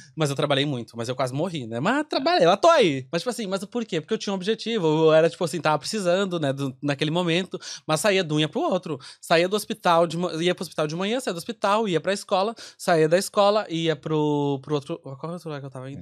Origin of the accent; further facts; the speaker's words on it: Rio Grande do Sul, Brazil; moved away as an adult; now in Ireland; eu sou do Rio Grande do Sul, então quando eu vim pra cá